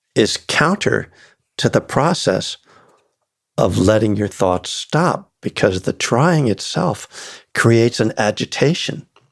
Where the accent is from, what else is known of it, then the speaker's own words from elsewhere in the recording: the North, United States; I was born in the North